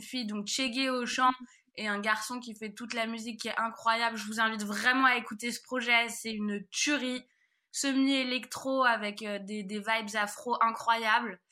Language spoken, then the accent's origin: French; Paris, Île-de-France, France; moved away; je suis parisienne